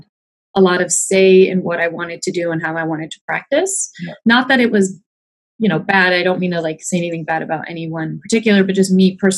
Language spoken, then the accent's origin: English; Michigan, United States; moved away as an adult; now in Urbandale, United States; I am from Michigan. I studied out there